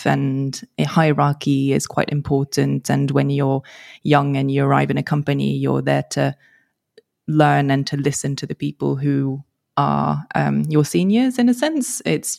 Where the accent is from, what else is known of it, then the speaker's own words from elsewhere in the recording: France; English is a second language; also born or lived in London, United Kingdom; So I'm French, but only arrived in France probably when I was 10, between 10 and 11, roughly. And I, as I moved across countries, started off in London